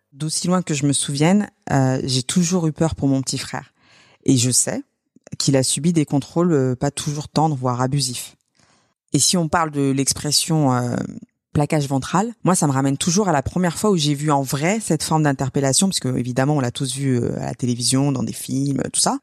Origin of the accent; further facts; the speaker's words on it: Sevran, Île-de-France, France; Sevran, là où j'ai grandi, c'est pas loin de Clichy-sous-Bois